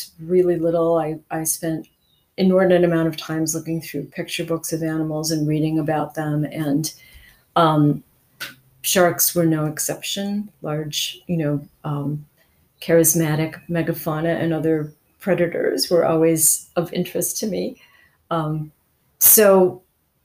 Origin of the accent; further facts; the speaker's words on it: Cleveland, Ohio, United States; moved away as an adult; also born or lived in Nova Scotia / New York City; I was born in Cleveland in 1953, and I went to the Cleveland Institute